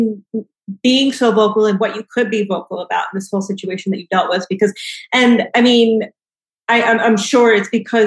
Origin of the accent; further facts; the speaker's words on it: New York City, New York, United States; I'm a New Yorker